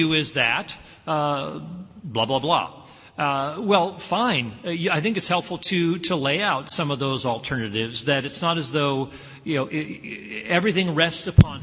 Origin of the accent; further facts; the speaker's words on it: Tennessee, United States; I'm from Tennessee